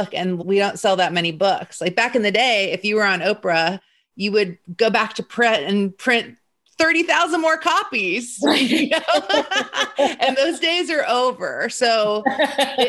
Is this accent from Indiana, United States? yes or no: yes; Indianapolis, Indiana, United States; I grew up in Indianapolis